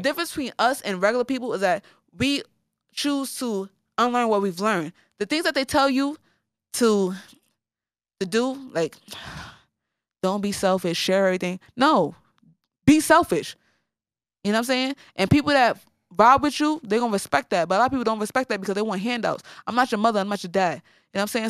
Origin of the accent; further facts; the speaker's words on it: New York City, New York, United States; now in Brooklyn, United States; I'm from the Bronx